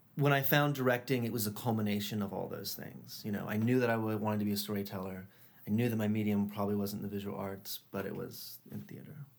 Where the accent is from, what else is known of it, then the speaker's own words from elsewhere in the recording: Charlotte, North Carolina, United States; moved away; I grew up in Charlotte, North Carolina